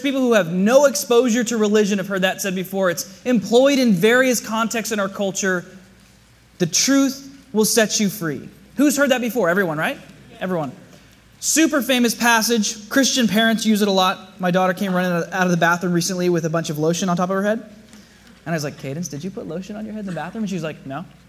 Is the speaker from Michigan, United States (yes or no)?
no; South Bay, California, United States; I grew up here in the South Bay